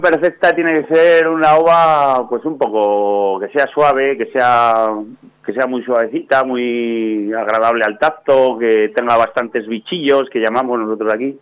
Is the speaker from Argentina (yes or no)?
no; Soria, Castile and León, Spain; de aquí de mi, de mi pueblo